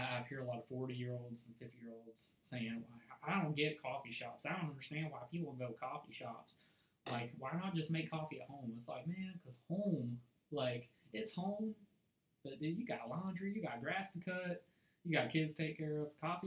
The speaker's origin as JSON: {"language": "English", "country": "United States", "accent": "country", "said": "my country accent"}